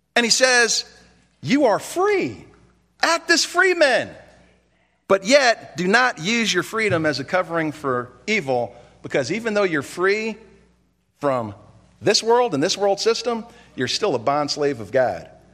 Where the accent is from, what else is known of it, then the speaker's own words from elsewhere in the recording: United States; as an American citizen